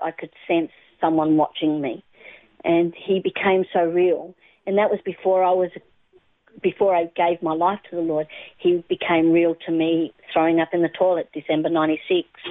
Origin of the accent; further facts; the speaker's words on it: Australia; also born or lived in England / Adelaide, South Australia / Melbourne, Victoria; lived in Adelaide for a while as growing up there, and uh, then we moved across to Melbourne in probably when I was at probably 10 years of age